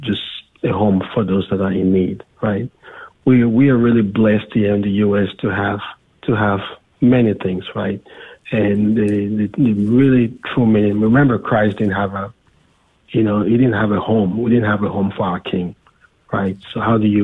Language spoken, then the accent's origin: English; Cameroon; moved away; from Cameroon, my home country